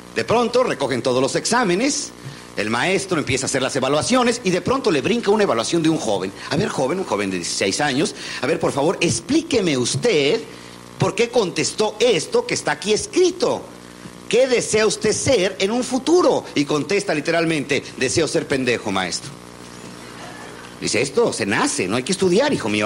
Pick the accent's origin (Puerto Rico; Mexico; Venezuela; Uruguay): Mexico